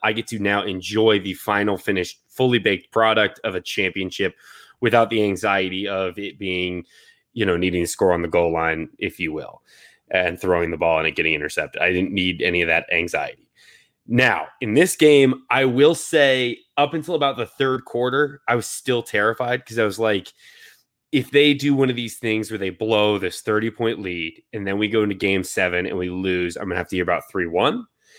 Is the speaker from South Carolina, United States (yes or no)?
no; Seattle, Washington, United States; born there; So I was born in Seattle.